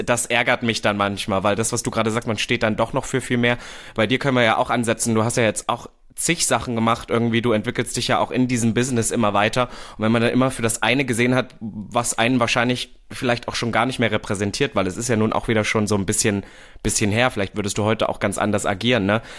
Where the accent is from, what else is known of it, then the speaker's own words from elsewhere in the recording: Berlin, Germany; ich bin ja Berliner